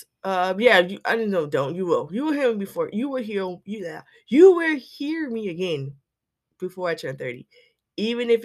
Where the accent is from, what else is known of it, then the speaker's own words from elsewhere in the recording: South Carolina, United States; I'm a writer from South Carolina